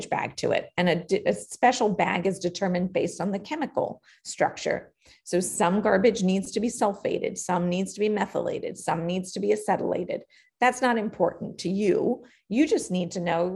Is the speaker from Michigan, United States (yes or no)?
no; New York City, New York, United States; I was born and raised in Queens, New York